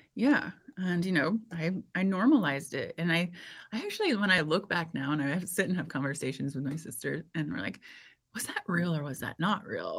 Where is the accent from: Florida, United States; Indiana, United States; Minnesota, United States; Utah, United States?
Indiana, United States; I grew up in Indiana